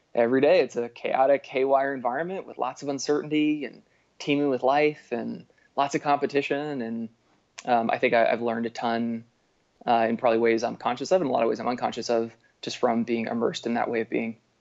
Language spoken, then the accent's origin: English; Berkeley, California, United States; now in Bellingham, United States; I grew up outside of Berkeley, California